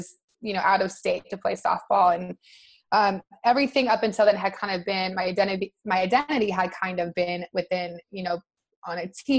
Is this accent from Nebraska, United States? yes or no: yes; Nebraska, United States; now in Santa Monica, United States; I'm from Nebraska originally.